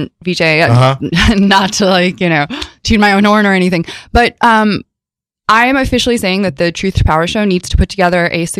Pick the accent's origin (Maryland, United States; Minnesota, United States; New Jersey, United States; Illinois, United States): Illinois, United States; Chicago; I was born in Chicago.